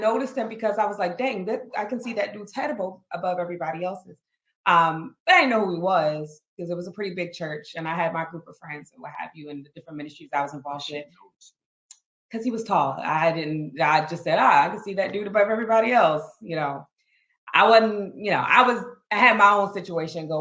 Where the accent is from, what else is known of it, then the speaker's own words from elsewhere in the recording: Maryland, United States; moved away as an adult; also born or lived in North Carolina / Ohio; I'm originally from Maryland, but my family was in North Carolina at the time